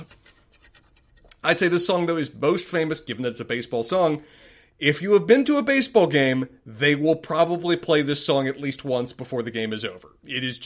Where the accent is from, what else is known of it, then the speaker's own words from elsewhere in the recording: Charlotte, North Carolina, United States; growing up in Charlotte, North Carolina